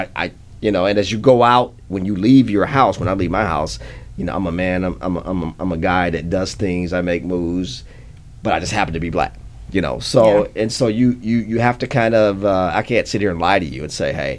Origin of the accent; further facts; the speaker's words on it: Peoria, Illinois, United States; I grew up in Peoria, Illinois